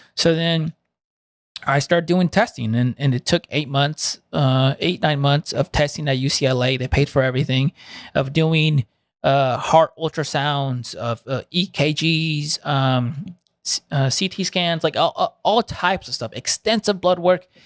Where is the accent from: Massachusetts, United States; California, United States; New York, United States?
California, United States; Santa Ana; first language Spanish; English is a second language; moved away as an adult; also born or lived in Fountain Valley, California; right next to Santa Ana, which where I was raised in Toledo, Garden Grove